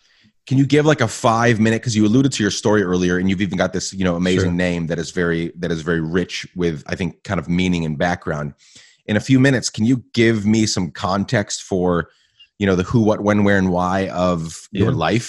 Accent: Guatemala; where I grew up in Guatemala. My parents were missionaries. And so I spent, you know, 9-10 years in Guatemala.

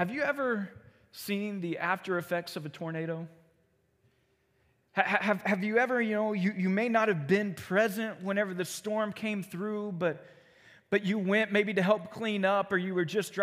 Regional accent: Joplin, Missouri, United States; also born or lived in southeast Kansas; I grew up right outside Joplin

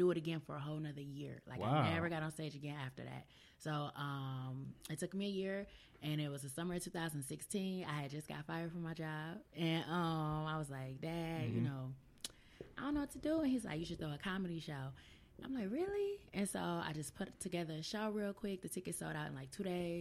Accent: Detroit, Michigan, United States; I was from Detroit

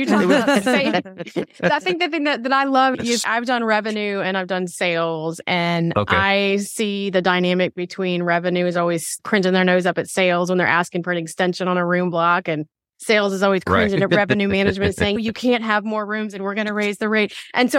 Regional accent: Potomac, Maryland, United States; I grew up in the Potomac. I'm from the Washington, D.C. area too.

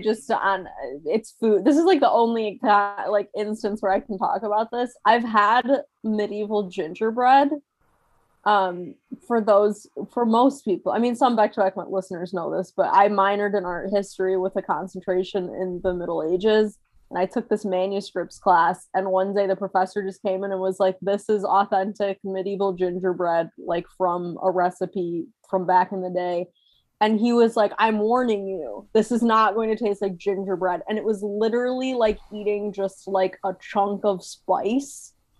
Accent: Midwest, United States; I've only lived in the South for about 6 years, but I grew up in the Midwest, and there were none in the Midwest.

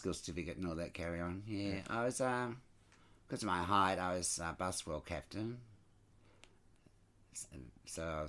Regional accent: Narrabeen, New South Wales, Australia; also born or lived in Scotland; we packed up and I grew up in Narrabeen

